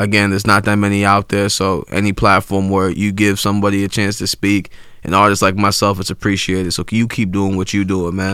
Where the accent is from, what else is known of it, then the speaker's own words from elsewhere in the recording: Ghana; I'm from Ghana, West Africa